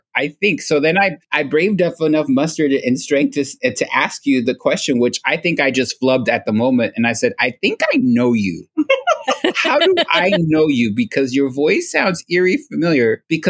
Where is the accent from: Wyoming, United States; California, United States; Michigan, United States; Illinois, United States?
California, United States; Southern; we're from Southern California and we go to Disneyland a lot.